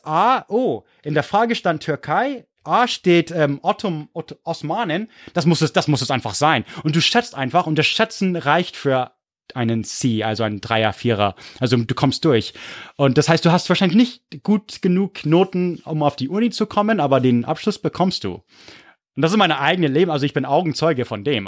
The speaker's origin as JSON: {"language": "German", "town": "Corvallis", "region": "Oregon", "country": "United States", "said": "Corvallis, wo ich herkomme, gibt's nur Middle School"}